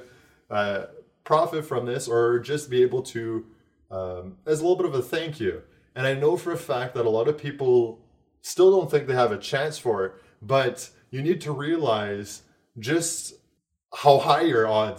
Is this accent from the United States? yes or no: no; Canada; as a Canadian